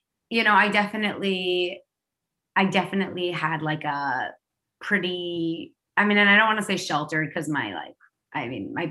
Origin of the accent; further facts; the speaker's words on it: New York City, New York, United States; I used to walk to school by myself because I grew up in New York City